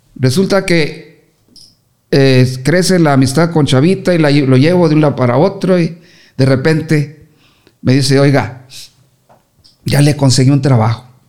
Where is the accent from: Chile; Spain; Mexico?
Mexico; Torreón, Coahuila; moved away as an adult; also born or lived in Chihuahua / Ciudad Juárez; yo siempre salí de, de Torreón a Juárez